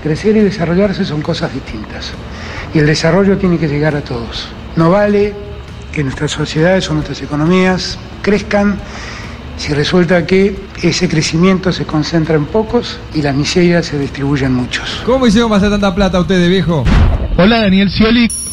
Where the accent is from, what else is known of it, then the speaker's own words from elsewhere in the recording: Patagonia, Chile; Yo nací, y me crié en la Patagonia.